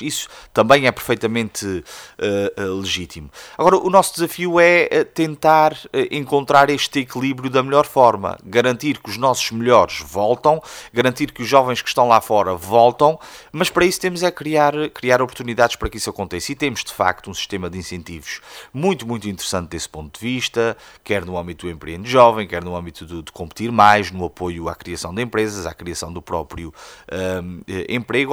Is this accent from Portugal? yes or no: yes; Praia da Vitória, Azores, Portugal; also born or lived in Coimbra; a Praia da Vitória tem, obviamente, eh, um papel. É onde eu nasci, é onde eu cresci